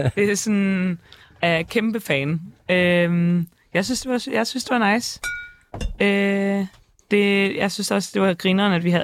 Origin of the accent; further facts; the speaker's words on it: Szczecin, West Pomeranian Voivodeship, Poland; now in Denmark; jeg kommer fra Stettin, som er sådan nordpå